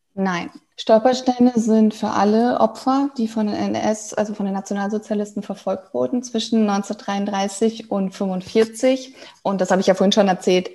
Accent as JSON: {"language": "German", "area": "Münsterland", "region": "North Rhine-Westphalia", "country": "Germany", "tie": "born or raised there", "also_born_or_lived": "Dortmund / Mexico / Berlin", "moved": "yes", "said": "ich bin gebürtig ähm, aus dem, äh, tatsächlich aus Dortmund, aber aufgewachsen dann im Münsterland"}